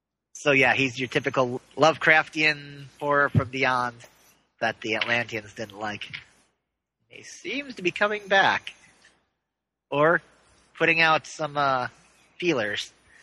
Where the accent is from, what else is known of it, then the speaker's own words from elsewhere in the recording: Ireland; Well, I am Irish.